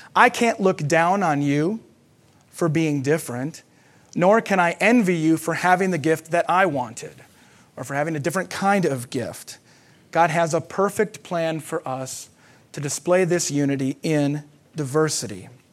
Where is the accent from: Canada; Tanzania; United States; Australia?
United States; as Americans